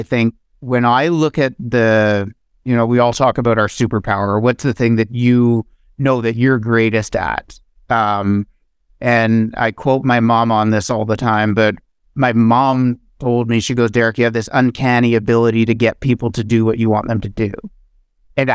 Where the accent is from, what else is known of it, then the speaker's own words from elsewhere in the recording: Ottawa, Ontario, Canada; As a kid, was cheering for the underdog. Like, I grew up in Ottawa, and we go to the Ottawa Rough Rider games